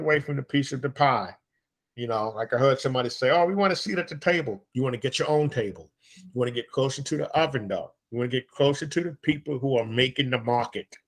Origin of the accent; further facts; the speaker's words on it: New York, United States; I speak from New York. I'm a New Yorker.